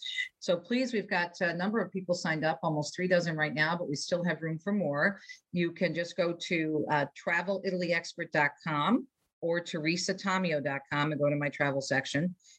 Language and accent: English; Jersey City, New Jersey, United States; also born or lived in Metro Detroit; now in Detroit, United States; I was born in Jersey City and I'm living in Metro Detroit, you know, 4.5-5 million people in my area.